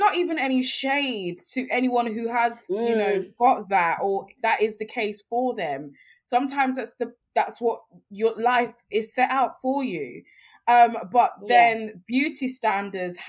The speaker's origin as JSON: {"language": "English", "region": "London", "country": "United Kingdom", "tie": "born or raised there", "said": "I grew up in London, and London is home, absolutely"}